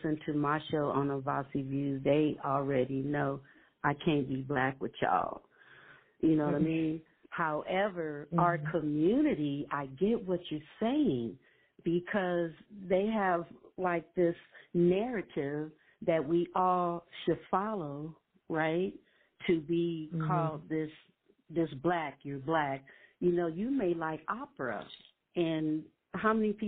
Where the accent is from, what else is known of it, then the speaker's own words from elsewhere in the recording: Compton, California, United States; I grew up in Compton, California on the west side